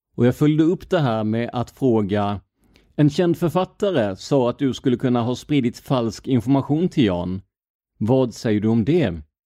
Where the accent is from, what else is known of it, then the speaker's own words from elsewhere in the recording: Blekinge, Sweden; moved away; jag är ju ner från Blekinge